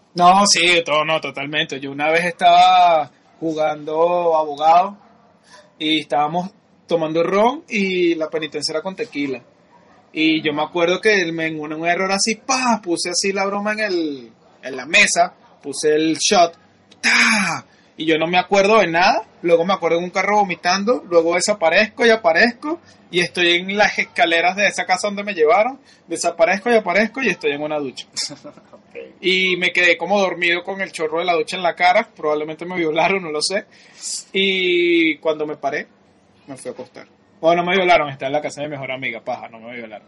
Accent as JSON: {"language": "Spanish", "country": "Venezuela", "said": "somos venezolanos"}